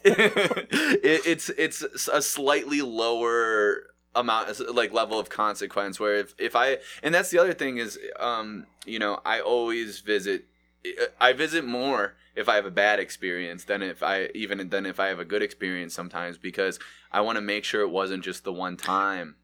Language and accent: English; Mentor, Ohio, United States; I grew up in Manor. We had a Mallee's over there